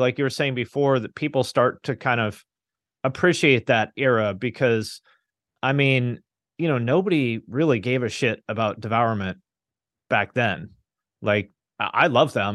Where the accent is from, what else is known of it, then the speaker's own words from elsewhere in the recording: Seattle, Washington, United States; moved away; also born or lived in Cleveland; I grew up in Seattle